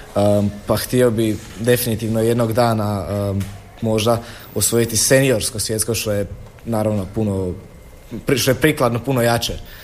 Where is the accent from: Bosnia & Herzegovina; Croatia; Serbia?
Croatia; Široko Polje, Osijek-Baranja County; dolazim iz Širokog polja, mjesto pored Đakova.